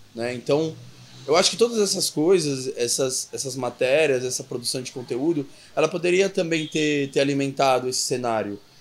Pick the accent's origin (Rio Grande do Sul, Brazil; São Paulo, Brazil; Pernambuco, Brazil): São Paulo, Brazil; also born or lived in Bauru; eu volto para São Paulo, né? Que eu sou de São Paulo